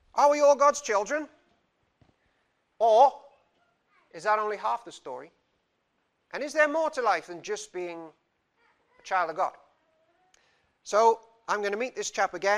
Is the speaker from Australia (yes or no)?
no; Cardiff, Wales, United Kingdom; I'm from Cardiff, and in Cardiff there are many, many, many religions